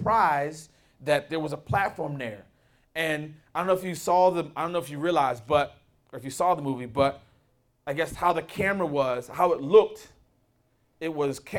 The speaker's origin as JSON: {"language": "English", "town": "Philadelphia", "region": "Pennsylvania", "country": "United States", "tie": "born or raised there", "said": "I grew up in West Philly, born and raised"}